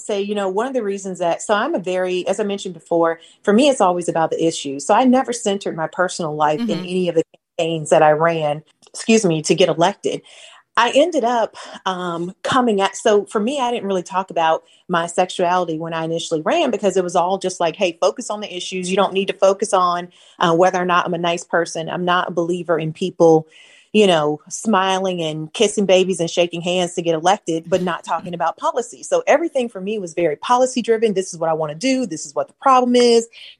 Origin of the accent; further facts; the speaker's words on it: St. Petersburg, Florida, United States; also born or lived in Lakeland, Florida / Gainesville, Florida; So I grew up in St. Petersburg. And then when I was in the seventh grade, my dad got an opportunity to pastor a church in Lakeland, Florida. So we moved to Lakeland